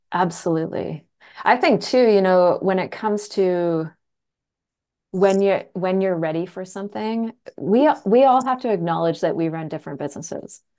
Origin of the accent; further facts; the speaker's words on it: Canada; I'm from the country. I'm a Canadian from the country.